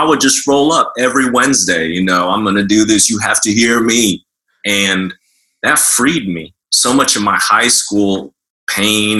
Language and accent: English; Oklahoma, United States; moved away as an adult; also born or lived in New York; I was raised in Oklahoma in the pre-internet 80s.